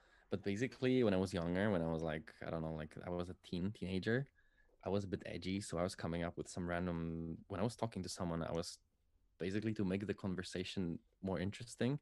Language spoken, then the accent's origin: English; Poland; I'm from Poland